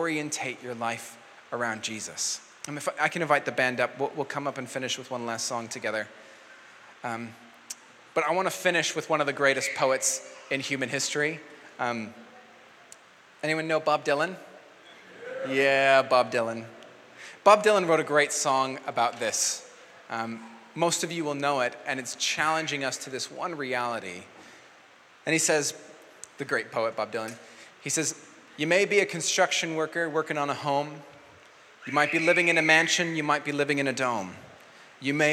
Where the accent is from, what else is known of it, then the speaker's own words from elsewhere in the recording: New Zealand; I'm a Kiwi